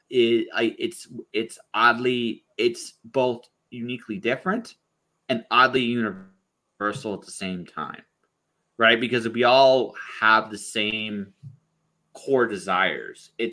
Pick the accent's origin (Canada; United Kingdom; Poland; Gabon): Canada; London, Ontario; also born or lived in Windsor / Detroit / Toronto / Phoenix; I grew up in primarily in London, Ontario, but I've lived in a whole bunch of cities. There, my I moved a lot as a kid. Uh, Windsor, Detroit, uh, Toronto.